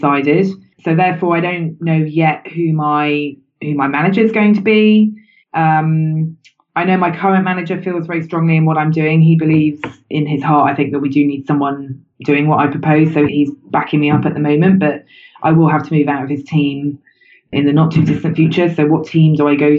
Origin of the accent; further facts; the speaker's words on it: United Kingdom; I'm British.